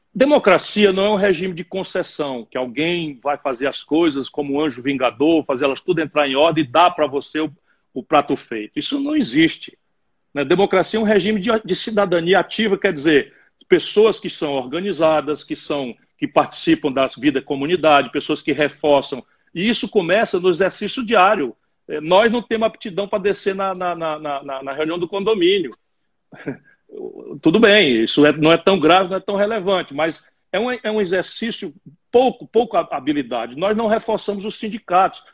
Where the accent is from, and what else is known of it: Sobral, Ceará, Brazil; born or raised there; also born or lived in Pindamonhangaba, São Paulo / Adamantina, São Paulo